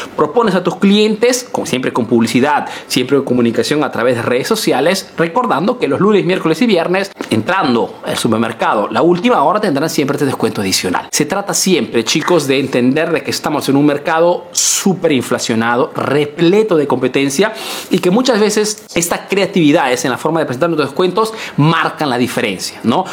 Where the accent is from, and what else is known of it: Peru; now in Italy